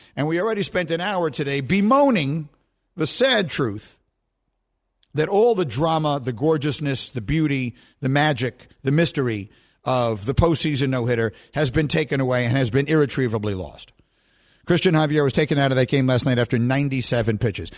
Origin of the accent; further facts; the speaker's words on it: New York, United States; moved away as an adult; also born or lived in Evanston, Illinois; I'm from New York